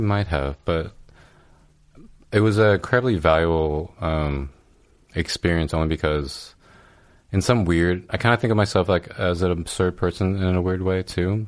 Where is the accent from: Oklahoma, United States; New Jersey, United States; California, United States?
California, United States; now in New York, United States; I'm from California